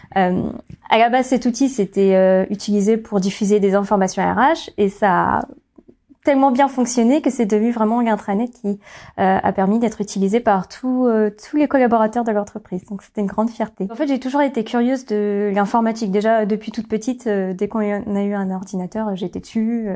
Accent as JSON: {"language": "French", "town": "Orléans", "region": "Centre-Val de Loire", "country": "France", "tie": "born or raised there", "said": "j'ai grandi à Orléans"}